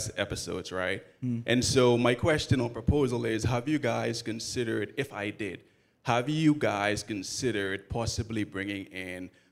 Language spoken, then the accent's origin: English; Bahamas; now in Atlanta, United States; I'm originally from the Bahamas, but I moved all the way to Atlanta for my queen